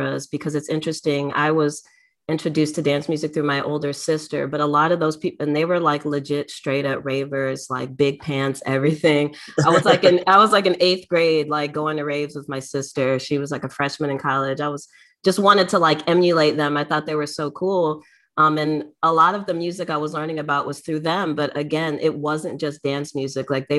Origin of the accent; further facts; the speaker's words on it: Detroit, Michigan, United States; growing up in Detroit